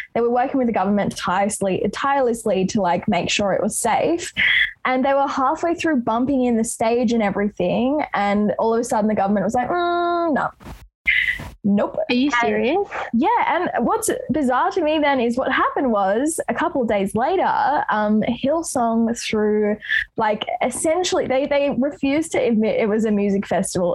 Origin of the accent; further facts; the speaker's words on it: Sydney, New South Wales, Australia; growing up in Roselands, which is super close to Lakemba here um, in Southwest Sydney